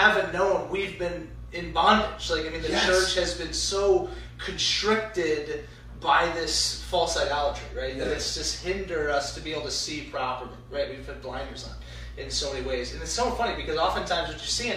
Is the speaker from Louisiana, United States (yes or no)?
yes; Louisiana, United States; I grew up in the South in Louisiana.